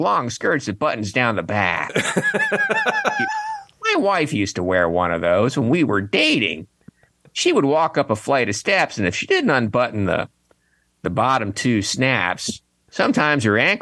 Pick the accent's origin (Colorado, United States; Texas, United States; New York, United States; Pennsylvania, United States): Pennsylvania, United States; I'm from Pennsylvania